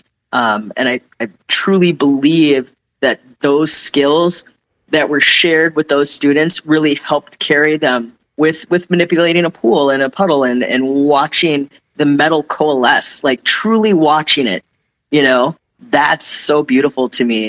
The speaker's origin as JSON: {"language": "English", "region": "Midwest", "country": "United States", "tie": "born or raised there", "moved": "yes", "said": "growing up in the Midwest, high schools are a little different."}